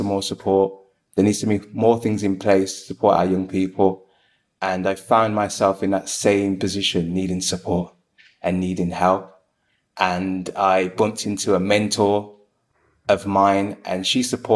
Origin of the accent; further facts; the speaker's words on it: Birmingham, West Midlands, United Kingdom; I am from Birmingham.